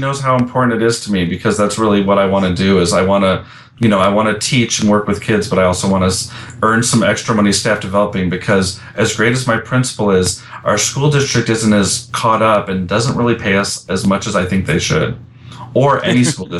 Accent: Chicago, Illinois, United States; also born or lived in Alaska / Las Vegas; now in Texas, United States; I'm from Chicago.

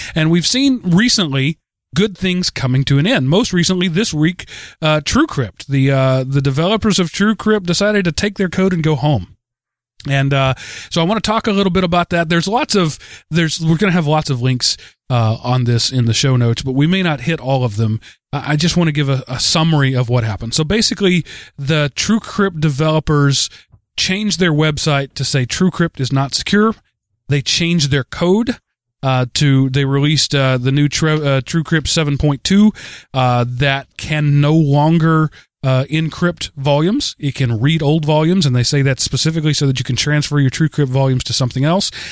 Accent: Texas, United States; now in Atlanta, United States; being a Texan

